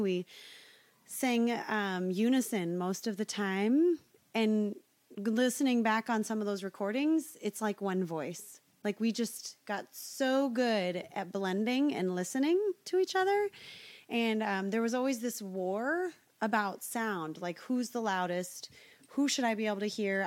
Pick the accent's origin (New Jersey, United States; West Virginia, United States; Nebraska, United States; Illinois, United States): Nebraska, United States; Omaha; moved away; I grew up in Omaha, Nebraska, went to church